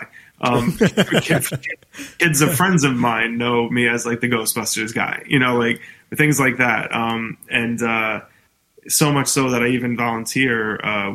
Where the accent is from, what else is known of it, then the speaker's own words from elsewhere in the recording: New York City, New York, United States; being from New York City, you know, growing up in Staten Island